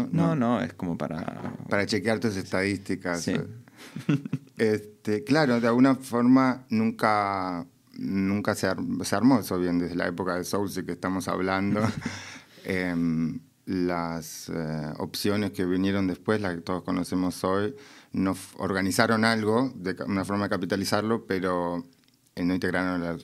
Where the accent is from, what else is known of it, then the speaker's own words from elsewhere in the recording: Mendoza, Argentina; moved away; en Mendoza, de donde vengo